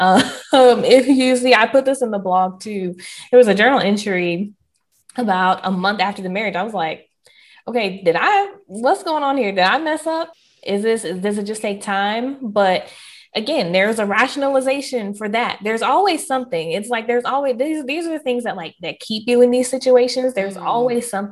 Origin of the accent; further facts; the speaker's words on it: the South, United States; I am Southern through and through